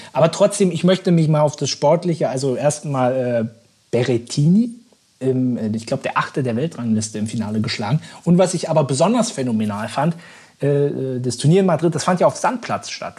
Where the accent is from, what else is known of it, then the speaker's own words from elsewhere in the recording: Berlin, Germany; für uns als Berliner